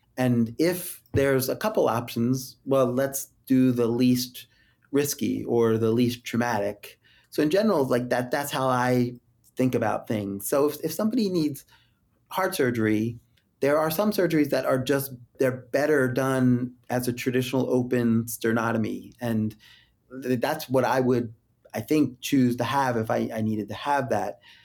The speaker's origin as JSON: {"language": "English", "town": "Philadelphia", "region": "Pennsylvania", "country": "United States", "tie": "born or raised there", "moved": "yes", "said": "my hometown"}